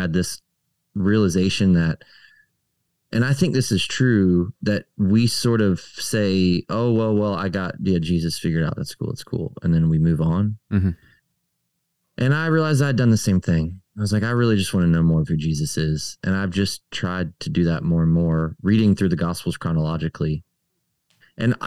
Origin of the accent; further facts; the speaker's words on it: Maryland, United States; moved away; I grew up in Maryland, right up the street from Eugene Peterson's church